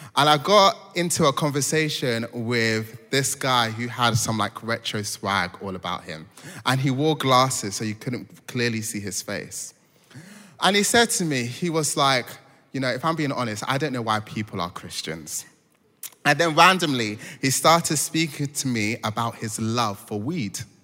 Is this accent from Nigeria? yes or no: yes; Nigeria; moved away; I'm Nigerian